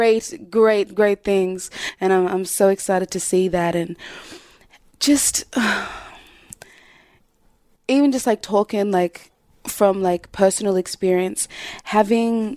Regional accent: Southeast, United States; growing up in the Southeast and, you know, majority white people

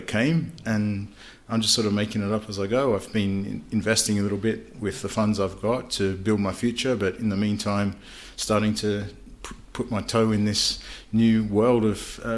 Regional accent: Australia; moved away as an adult; also born or lived in Kiev, Ukraine; now in United Kingdom; So I'm originally Australian, and when I was about 26, I moved to the UK for job opportunities

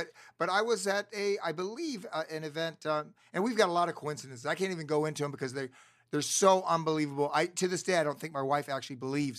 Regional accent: Florida, United States; now in Los Angeles, United States; I'm from Florida.

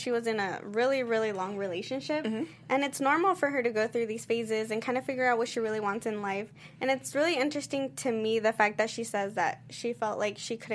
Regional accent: San Diego, California, United States; And I'm from San Diego too, so.

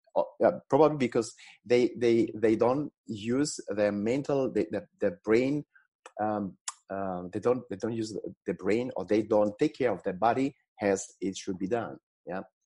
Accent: Tuscany, Italy; I was born in Italy in a in a small village on on the sea in Tuscany

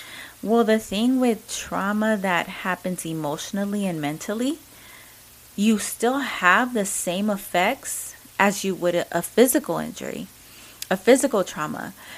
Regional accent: Mexico; accent: Mexican; English is a second language; Sorry, you know, my Mexican accent.

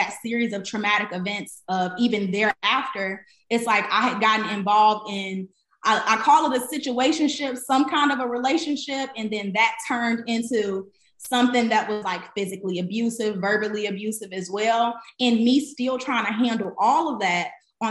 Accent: Chicago, Illinois, United States; moved away; also born or lived in Atlanta; I'm from Chicago. I'm first generation everything. I didn't grow up with a lot of money

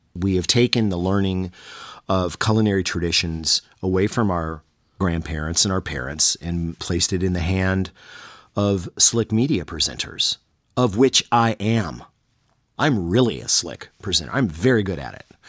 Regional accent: the South, United States; I'm from the South

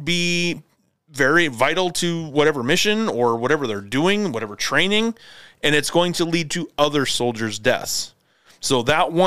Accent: United States; As an American

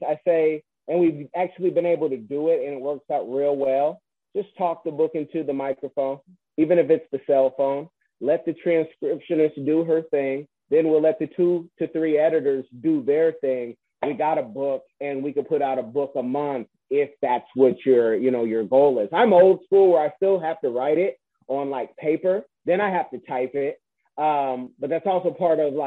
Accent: the Bay Area, California, United States; also born or lived in Seattle; now in Florida, United States; I'm from the Bay Area

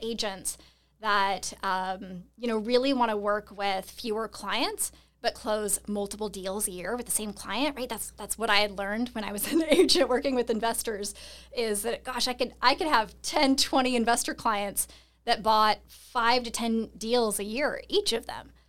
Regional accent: Seattle, Washington, United States; I'm originally from Seattle

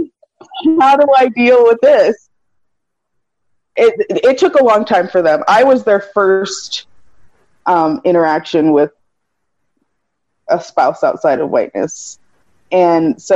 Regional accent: United States; as an American

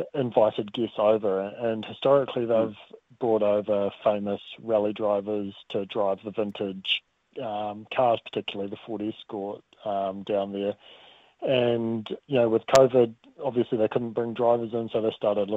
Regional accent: Dunedin, Otago, New Zealand; moved away; I'm from Dunedin originally.

